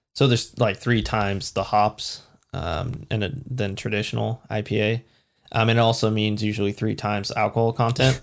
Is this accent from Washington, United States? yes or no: yes; Washington, United States; we're from Washington